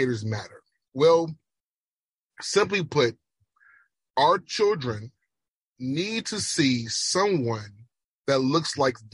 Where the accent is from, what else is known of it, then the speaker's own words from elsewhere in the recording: Jamaica; accent: Jamaican; that's the Jamaican accent